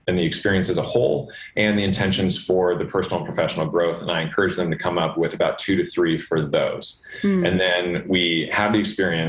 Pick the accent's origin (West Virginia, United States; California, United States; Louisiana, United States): California, United States; Los Angeles; I grew up in Los Angeles swimming